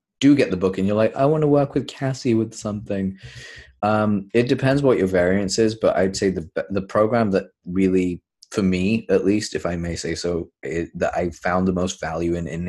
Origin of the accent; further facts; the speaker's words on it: United Kingdom; I'm British